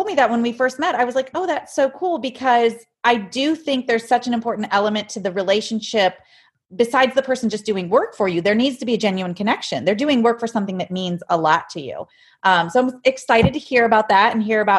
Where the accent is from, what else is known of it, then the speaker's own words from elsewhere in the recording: Ohio, United States; I'm from Ohio